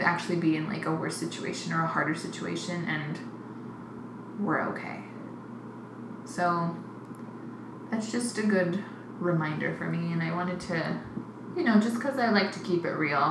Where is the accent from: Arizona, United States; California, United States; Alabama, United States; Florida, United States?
Arizona, United States; Phoenix; I'm proudly from South Phoenix